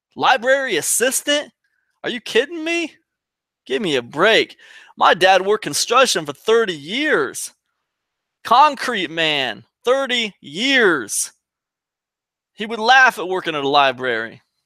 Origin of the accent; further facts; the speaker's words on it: Ohio, United States; moved away as an adult; also born or lived in Rhode Island; I'm from Ohio originally